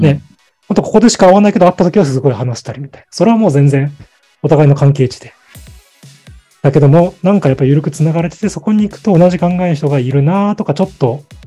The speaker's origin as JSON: {"language": "Japanese", "region": "Fukuoka", "country": "Japan", "tie": "born or raised there", "moved": "yes", "said": "福岡に生まれて、西へ西、あ、東へ東へ進んできて"}